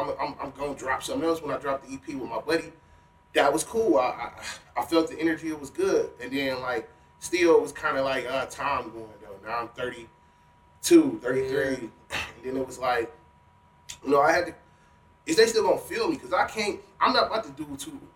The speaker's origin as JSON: {"language": "English", "town": "Cleveland", "region": "Ohio", "country": "United States", "tie": "born or raised there", "said": "I grew up off Euclid Avenue on Cliffview."}